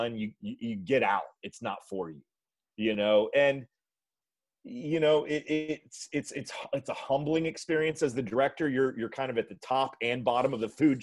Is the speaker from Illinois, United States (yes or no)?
no; Texas, United States; I'm from Texas